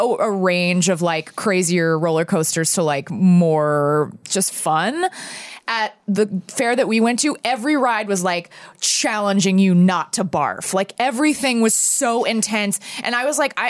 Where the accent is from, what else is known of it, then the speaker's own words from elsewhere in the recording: Texas, United States; moved away; I grew up in Texas